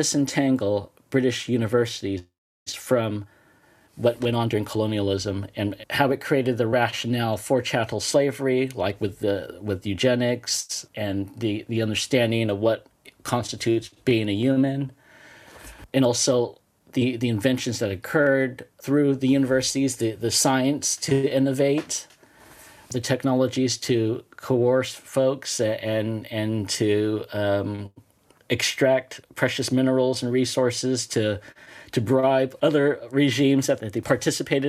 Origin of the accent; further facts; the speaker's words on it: California, United States; now in England, United Kingdom; I'm originally from California, and not necessarily California. It's settled lands, colonial settled lands of the Ohlone settlement before it was classified as California. So I understand that I come from a land of settler colonialism